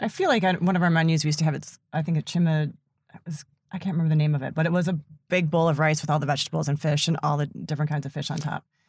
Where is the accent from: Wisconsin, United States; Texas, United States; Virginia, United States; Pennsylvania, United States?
Wisconsin, United States; Sister Bay; I grew up in Sister Bay, so I've been working in restaurants.